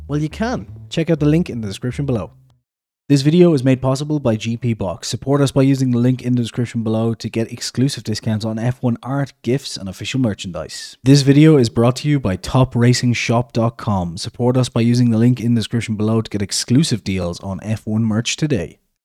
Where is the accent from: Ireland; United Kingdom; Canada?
Ireland; I'm Irish